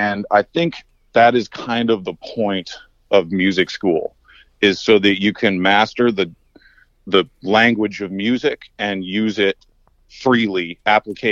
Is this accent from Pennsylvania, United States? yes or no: no; Boston, Massachusetts, United States; I grew up in Boston area